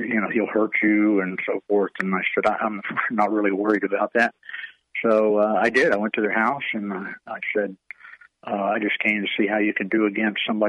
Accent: Auburndale, Florida, United States; when I was a child growing up in Auburndale, Florida.

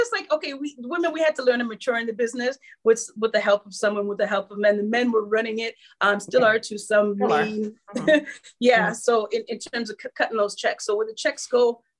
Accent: Canada; Anywhere you travel, everywhere, just say I'm from Canada.

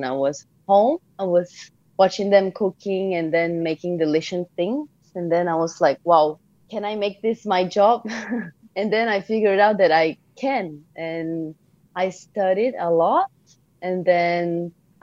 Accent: Brazil; I grew up in Brazil.

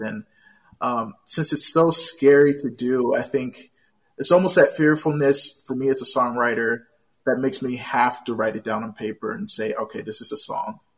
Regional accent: Washington, District of Columbia, United States; moved away; I was born and raised in Washington, D.C.

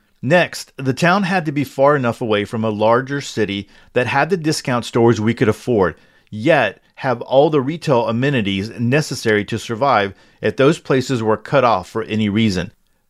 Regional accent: Upper Midwest, United States; relocate back to my home state in the upper Midwest

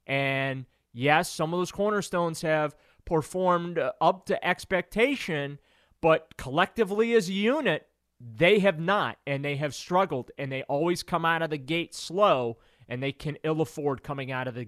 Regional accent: New Orleans, Louisiana, United States; born there; I was born in New Orleans, yeah.

